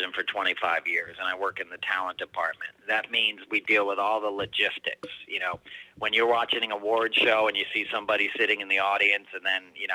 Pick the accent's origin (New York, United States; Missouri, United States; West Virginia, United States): New York, United States; I grew up in New York